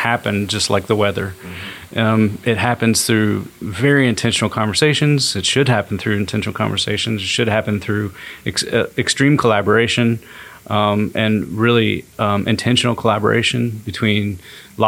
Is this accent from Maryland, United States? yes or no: yes; Maryland, United States; also born or lived in Knoxville, Tennessee; now in Chattanooga, United States; I'm originally from Maryland, and I moved to the Chattanooga area